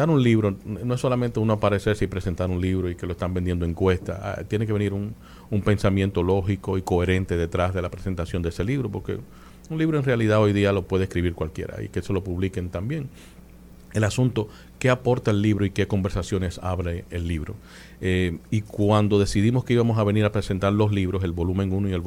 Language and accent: Spanish; Dominican Republic; Para mí como dominicano en el exterior o dominicano de la diáspora, eh, para mí es un orgullo y, y un gran privilegio el que las puertas de la Biblioteca Nacional se me hayan abierto.